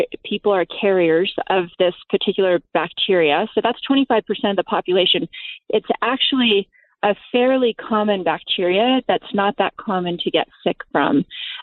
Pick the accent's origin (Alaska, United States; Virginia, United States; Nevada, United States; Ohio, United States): Nevada, United States; Las Vegas; I grew up in Las Vegas